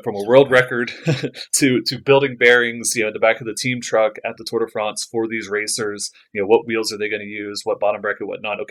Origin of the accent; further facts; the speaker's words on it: McKinney, Texas, United States; growing up in North Texas